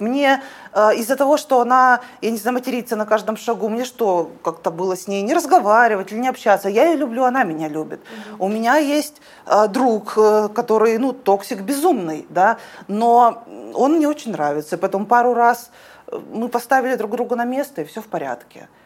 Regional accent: Omsk, Omsk Oblast, Russia; Я из Омска

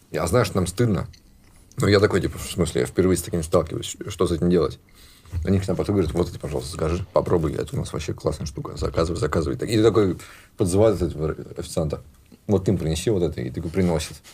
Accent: Ivanovo, Ivanovo Oblast, Russia; moved away; я бедный чувак из Иванова.

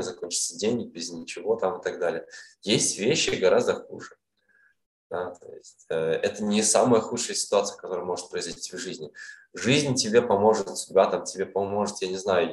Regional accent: Kazan, Tatarstan, Russia; moved away as an adult; also born or lived in Almaty, Kazakhstan; now in Vietnam; своим домом я считаю Казань. Да, я в Алмате родился, родился в Казани я вырос там, в студенческие годы, там, школьные

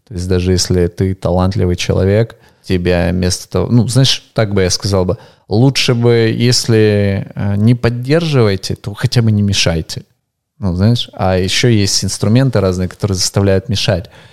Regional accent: Ukraine; also born or lived in Russia; я украинец

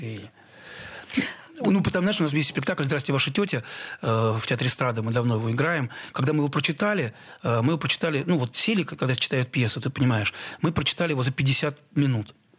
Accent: Nova Kakhovka, Kherson Oblast, Ukraine; moved away; я родился в Новой Каховке Херсонской области

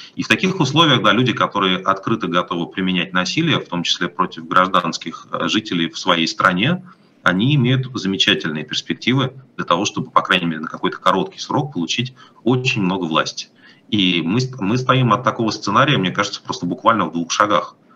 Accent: Moscow, Russia; moved away as an adult; now in Europe; я из Москвы

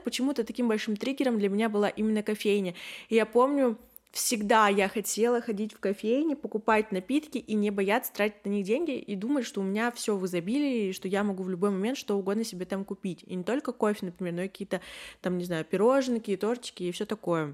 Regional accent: Yekaterinburg, Sverdlovsk Oblast, Russia; мне двадцать один, и я из Екатеринбурга

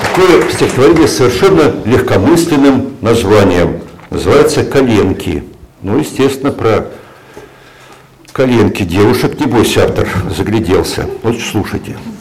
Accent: Siberia, Russia; moved away; я сибиряк по, по, по рождению, но как-то почему-то по Сибири я как-то особо не тоскую, хотя детство мое прошло, прошло там

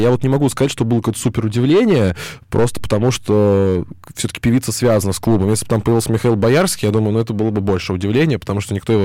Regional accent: Moscow, Russia; я из Москвы

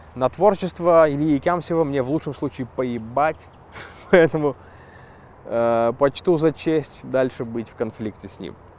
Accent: Zheleznogorsk, Russia; Железногорска, моего родного города

